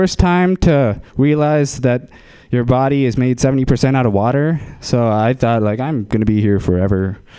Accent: India; I am Indian, so I'm going to exploit that for this joke.

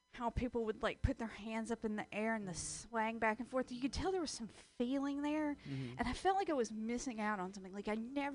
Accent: Southern US, United States; Well, no, because I was raised in the South and girls are taught to be stupid.

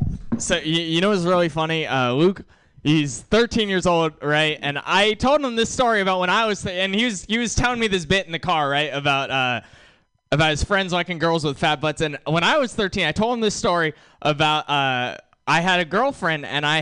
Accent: India; I'm Indian, and Kumail Nanjiani's in that movie. He's Indian too, right?

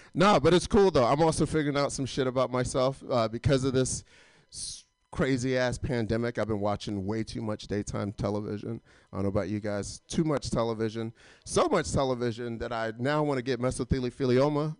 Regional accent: Atlanta, Georgia, United States; I'm not from LA. I'm actually from Atlanta

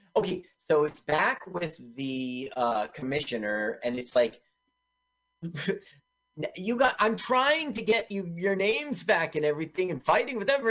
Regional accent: Los Angeles, California, United States; I grew up in Los Angeles

